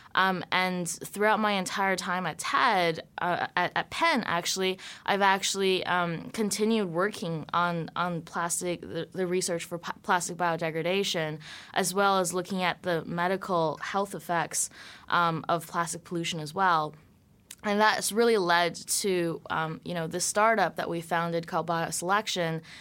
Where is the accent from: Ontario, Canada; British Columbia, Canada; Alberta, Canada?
British Columbia, Canada; Vancouver; I grew up in Vancouver, Canada.